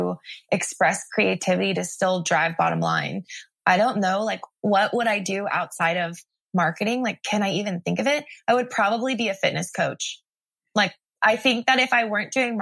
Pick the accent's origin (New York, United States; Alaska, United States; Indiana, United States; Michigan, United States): Indiana, United States; Greenwood; moved away as an adult; also born or lived in Tulsa, Oklahoma; now in California, United States; I'm from Greenwood, so shout out Greenwood.